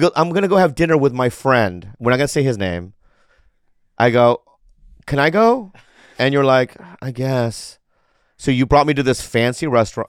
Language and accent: English; San Diego, California, United States; I grew up in San Diego.